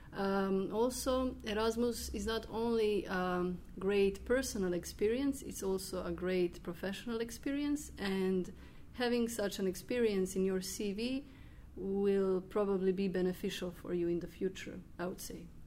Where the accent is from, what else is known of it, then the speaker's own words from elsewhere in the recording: Croatia; English is a second language; I'm from Croatia